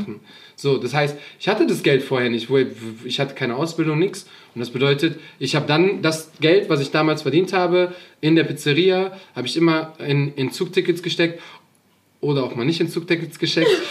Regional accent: Hachenburg, Rhineland-Palatinate, Germany; mein Zug nicht mehr nach Hachenburg fährt, wo ich herkomme

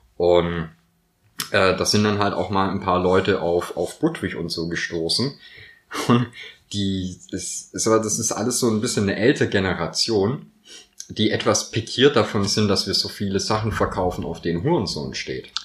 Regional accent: Swabia, Baden-Württemberg, Germany; moved away; also born or lived in Northern Germany; als Schwabe ist mir natürlich auch das Gell in die Wiege gelegt

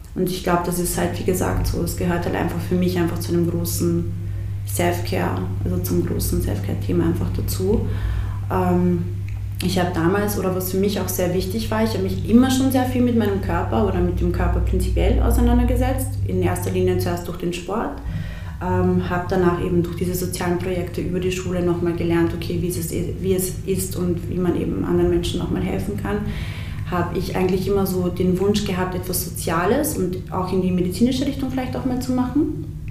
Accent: Siegendorf, Burgenland, Austria; also born or lived in Bosnia; ich bin äh, im, im Burgenland aufgewachsen und wir hatten damals in, der, in, in unserem Dorf, in Siegendorf

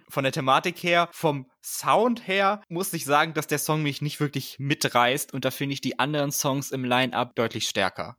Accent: Germany; als Deutscher

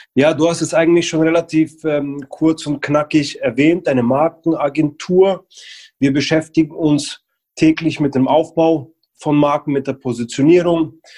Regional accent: Ingolstadt, Bavaria, Germany; moved away; also born or lived in Berlin; da ich und mein Geschäftspartner gebürtig aus Ingolstadt sind

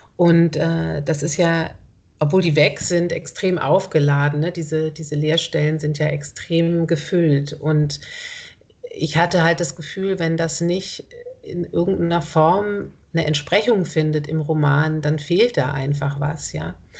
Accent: Ulm, Baden-Württemberg, Germany; now in Berlin, Germany; ich komme aus Ulm

